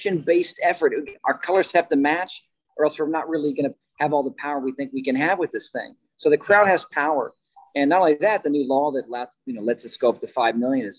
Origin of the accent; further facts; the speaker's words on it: Kansas, United States; I'm from Kansas, the Midwest